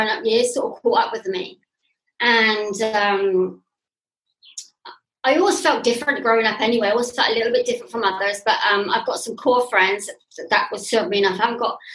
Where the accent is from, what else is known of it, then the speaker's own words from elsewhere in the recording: England, United Kingdom; moved away as an adult; also born or lived in Bath; now in Turkey; I'm English, living in Turkey